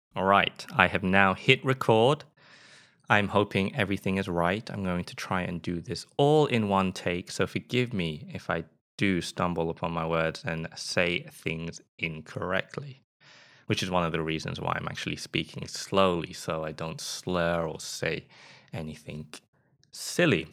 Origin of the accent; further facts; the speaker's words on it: England, United Kingdom; accent: British; moved away as an adult; now in Sweden; I am from England. If you can't tell from my accent, a lot of people say that my British accent is actually quite mild